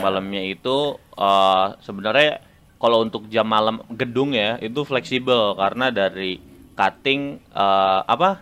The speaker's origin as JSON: {"language": "Indonesian", "town": "Serang", "region": "Banten", "country": "Indonesia", "moved": "as an adult", "lives_now": "Bandung, Indonesia", "said": "gua datang dari Serang"}